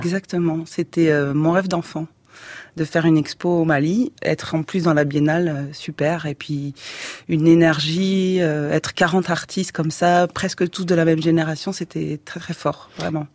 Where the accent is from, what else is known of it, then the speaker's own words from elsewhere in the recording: France; on est moins exotique puisqu'on est français